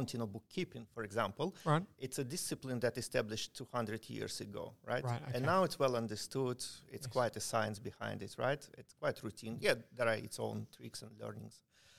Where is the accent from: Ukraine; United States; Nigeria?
Ukraine; moved away